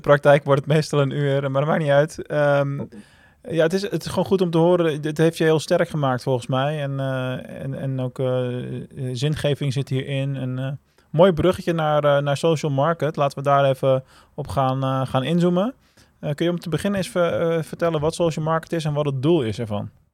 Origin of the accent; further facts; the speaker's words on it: Rotterdam, South Holland, Netherlands; Ik ben een geboren Rotterdammer